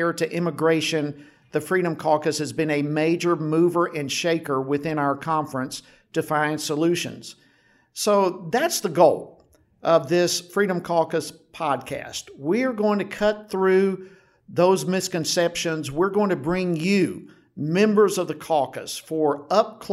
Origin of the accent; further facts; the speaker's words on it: Georgia, United States; I was born and raised in Georgia